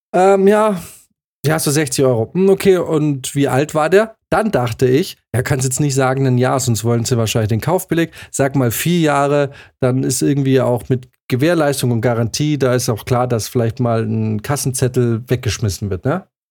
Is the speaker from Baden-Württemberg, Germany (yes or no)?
yes; Swabia, Baden-Württemberg, Germany; moved away as an adult; also born or lived in Bavaria; now in Munich, Germany; Dann ist nämlich der Schwabe in mir, diese kleine schwäbische Stimme im Hinterkopf eines jeden gebürtigen Schwaben